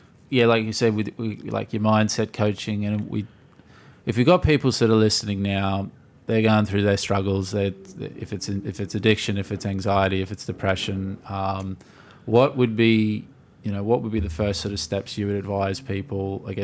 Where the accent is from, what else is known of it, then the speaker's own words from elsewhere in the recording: Australia; we're Australian. How dare you?